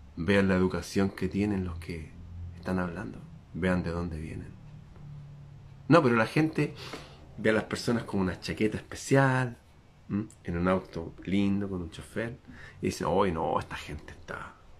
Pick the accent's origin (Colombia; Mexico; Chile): Chile